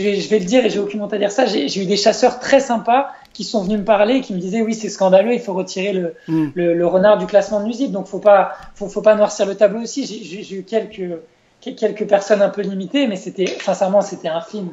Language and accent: French; France; chez nous en France